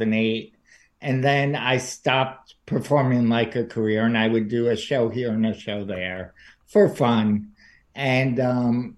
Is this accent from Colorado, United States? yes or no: no; New York City, New York, United States; moved away as an adult; now in New Jersey, United States; I'm from New York. I grew up in New York. I live in New Jersey now